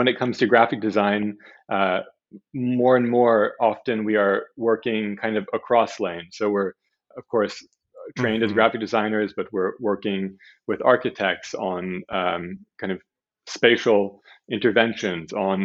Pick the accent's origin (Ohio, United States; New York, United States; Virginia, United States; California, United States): California, United States; Southern; I grew up in Southern California